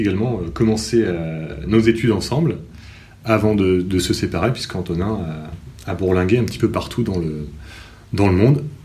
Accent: Cherbourg, Normandy, France; j'ai grandi également à Cherbourg. Euh, je suis professeur de lettres histoire dans cette même ville

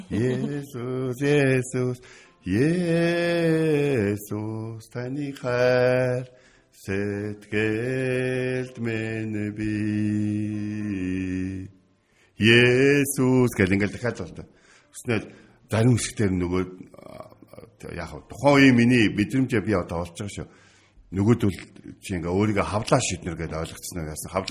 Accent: Mongolia; Би өөрөө монгол хүн болохоор би монгол хүмүүсийн нэг нь болохоор.

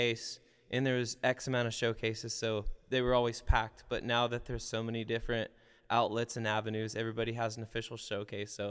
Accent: California, United States; moved away as an adult; now in San Marcos, United States; I am originally from California

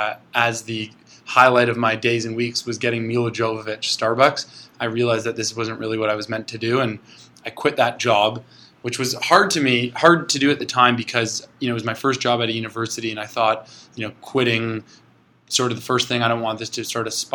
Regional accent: Toronto, Ontario, Canada; I was born and raised in Toronto

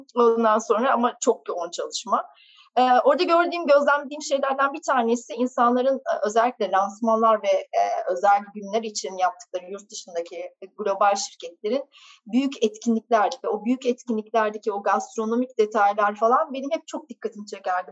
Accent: Ankara, Turkey; moved away as an adult; also born or lived in England / Istanbul; Doğma büyüme Ankaralıyım.

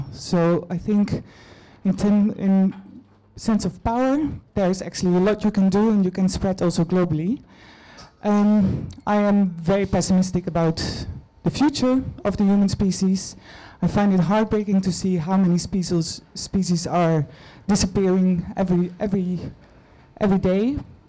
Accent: Netherlands; moved away; I'm from Holland.

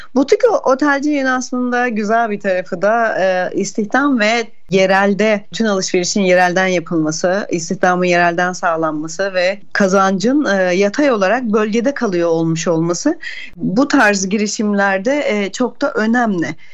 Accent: Aegean Region, Turkey; bir Ege'li olarak ben

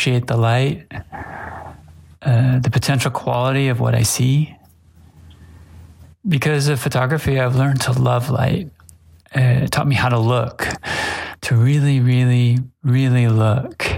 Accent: Los Angeles, California, United States; now in Kyoto, Japan; I'm a photographer from Los Angeles, California, living in Kyoto, Japan

